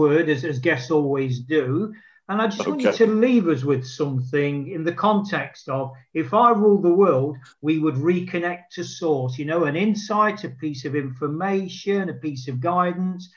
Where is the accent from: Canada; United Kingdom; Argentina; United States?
United Kingdom; Nottingham, East Midlands; my hometown of Nottingham in the United Kingdom